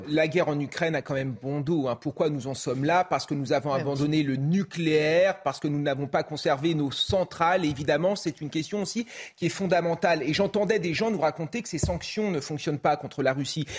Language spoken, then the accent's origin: French; France; en tant que Français